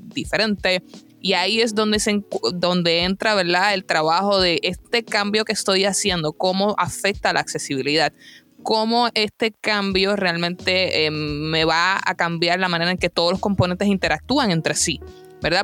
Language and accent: Spanish; Puerto Rico; mi país natal, Puerto Rico